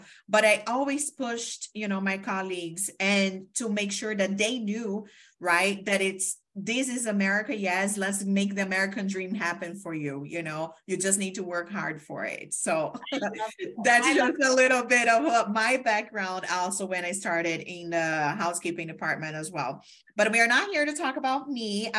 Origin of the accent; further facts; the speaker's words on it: Brazil; first language Portuguese; English is a second language; now in United States; I also came from Brazil to the States